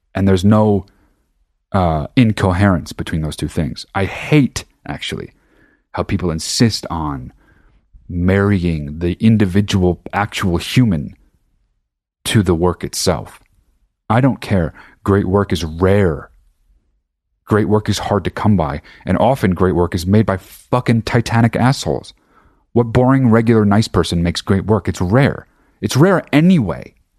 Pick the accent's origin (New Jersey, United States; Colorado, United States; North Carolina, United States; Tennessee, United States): New Jersey, United States; now in Los Angeles, United States; I'm fucking from New Jersey, I live in Los Angeles